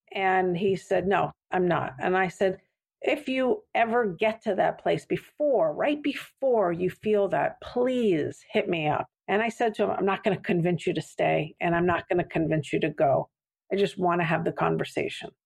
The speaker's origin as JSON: {"language": "English", "town": "Santa Fe", "region": "New Mexico", "country": "United States", "tie": "born or raised there", "also_born_or_lived": "San Francisco", "moved": "yes", "said": "I grew up in Santa Fe, New Mexico"}